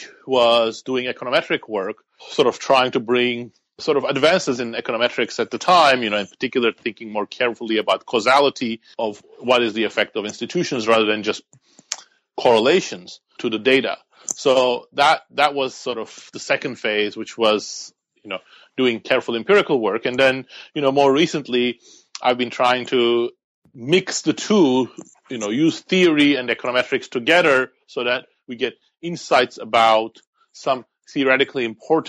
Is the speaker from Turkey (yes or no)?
yes; Turkey; moved away as an adult; also born or lived in York, United Kingdom; now in United States; I grew up and lived in Turkey